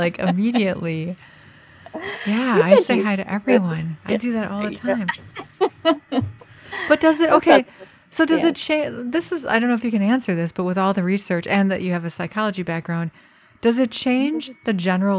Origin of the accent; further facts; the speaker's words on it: United States; I, as an American